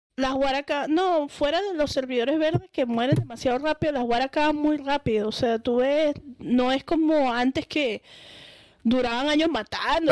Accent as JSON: {"language": "Spanish", "town": "Caracas", "region": "Capital District", "country": "Venezuela", "moved": "yes", "said": "Yo soy de Caracas"}